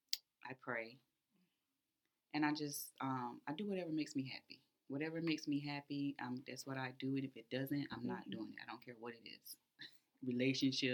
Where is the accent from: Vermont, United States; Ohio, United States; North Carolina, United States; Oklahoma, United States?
North Carolina, United States; Fayetteville; I am from Fayetteville, North Carolina